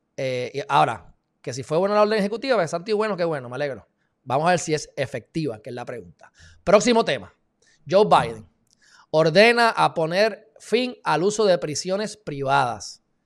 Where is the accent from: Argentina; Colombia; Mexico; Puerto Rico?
Puerto Rico